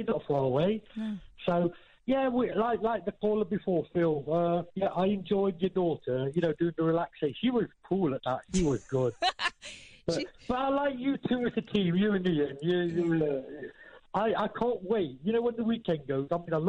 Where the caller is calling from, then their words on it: Nottingham, East Midlands, United Kingdom; from Nottingham.